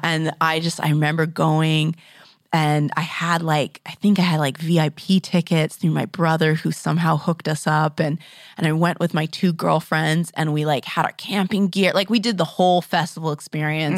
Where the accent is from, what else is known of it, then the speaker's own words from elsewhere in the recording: Grand Forks, British Columbia, Canada; moved away; I grew up in Grand Forks